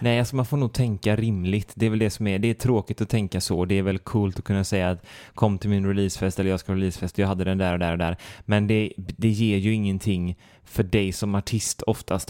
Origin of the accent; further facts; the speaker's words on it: Sweden; jag som svensk